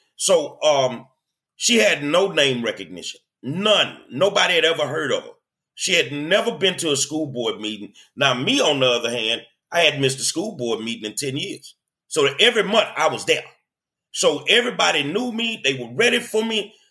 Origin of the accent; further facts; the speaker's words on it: Houston, Texas, United States; I'm a lifelong Houstonian, man. I I grew up here